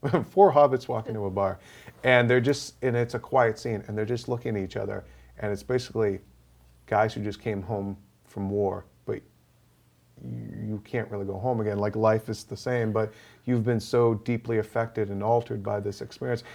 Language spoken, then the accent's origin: English; Boston, Massachusetts, United States; my hometown boys